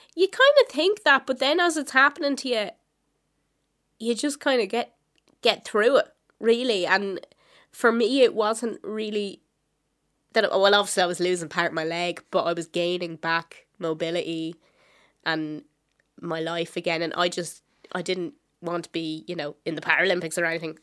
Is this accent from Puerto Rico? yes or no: no; Wexford, Leinster, Ireland; I am from Wexford